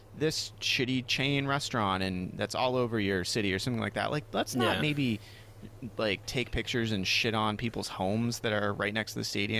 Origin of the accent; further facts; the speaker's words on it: Maine, United States; we're from Maine